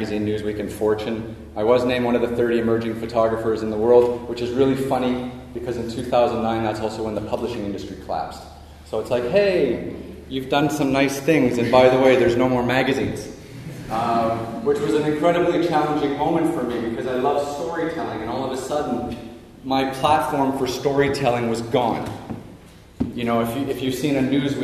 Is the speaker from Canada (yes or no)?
yes; Toronto, Ontario, Canada; I was born and raised in Toronto, Canada